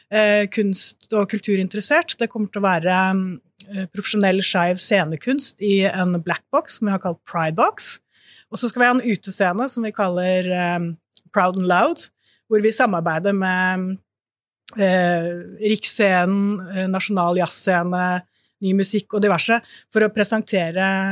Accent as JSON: {"language": "Norwegian", "town": "Bø", "region": "Vestfold og Telemark", "country": "Norway", "tie": "born or raised there", "moved": "yes", "said": "pride i Bø, der jeg kommer fra, som jeg har vokst opp"}